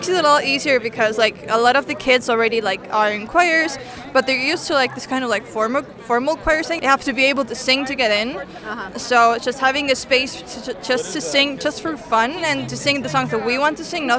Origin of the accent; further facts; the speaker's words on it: Tallinn, Harju County, Estonia; I'm from Estonia. I'm from Tallinn.